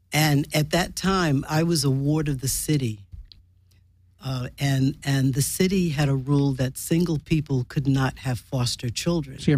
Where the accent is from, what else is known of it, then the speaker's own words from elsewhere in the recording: New York, United States; born there; the thought came upon me that I was born in Harlem Hospital